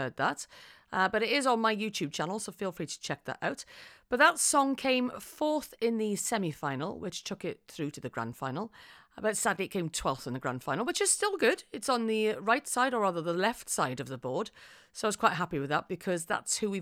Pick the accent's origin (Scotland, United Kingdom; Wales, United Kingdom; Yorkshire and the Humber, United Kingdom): Wales, United Kingdom; I am from Wales, and we've got a word in Wales, which is hiraeth